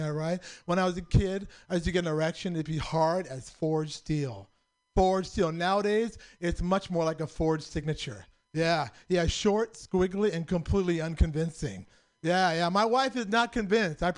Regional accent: San Francisco, California, United States; I was born and raised in San Francisco

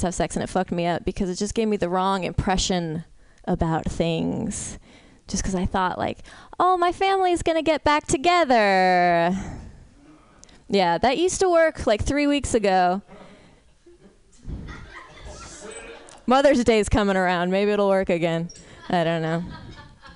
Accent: San Francisco, California, United States; I'm from San Francisco.

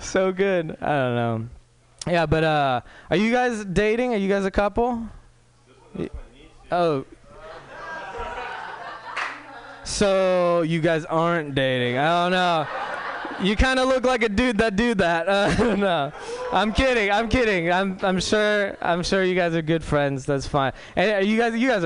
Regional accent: Walnut Creek, California, United States; I'm pretty much a white dude from Walnut Creek.

